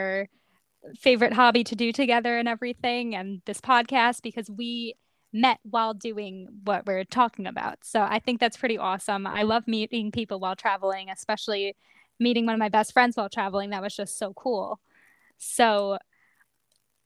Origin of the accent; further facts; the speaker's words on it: Long Island, New York, United States; I was born and raised on Long Island, New York